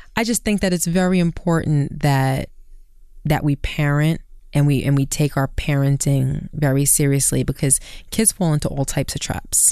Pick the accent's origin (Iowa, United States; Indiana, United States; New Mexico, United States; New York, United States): New York, United States; New York City; growing up in Brooklyn